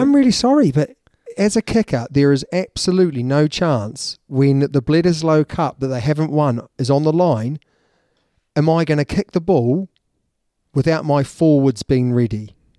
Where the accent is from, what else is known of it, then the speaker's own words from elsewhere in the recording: New Zealand; As a Kiwi